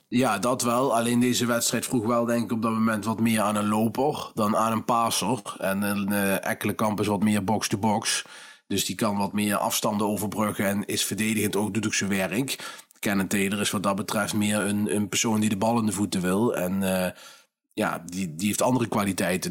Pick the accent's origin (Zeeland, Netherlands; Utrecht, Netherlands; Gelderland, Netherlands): Gelderland, Netherlands; Nijmegen; ik kom gewoon uit Nijmegen, mensen. Het is geen Brabants wat ik praat.